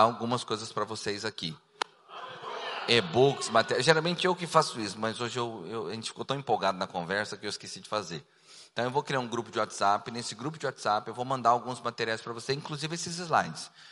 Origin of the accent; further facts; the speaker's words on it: Cuiabá, Mato Grosso, Brazil; also born or lived in Rio de Janeiro / Goiânia; eu nasci no Rio de Janeiro, me criei em Cuiabá, passei quatro anos em Goiânia